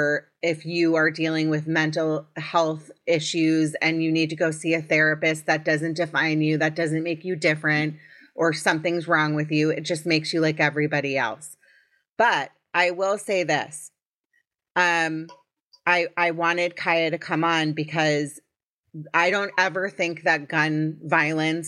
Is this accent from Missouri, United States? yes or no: no; Potomac, Maryland, United States; I'm from Potomac, Maryland.